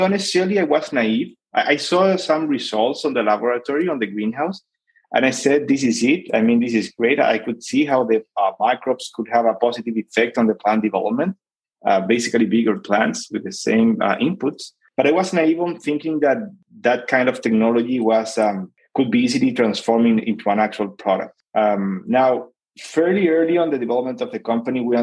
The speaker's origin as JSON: {"language": "English", "town": "Santiago", "region": "Santiago Metropolitan Region", "country": "Chile", "tie": "born or raised there", "said": "I'm originally from born and raised in Santiago, Chile"}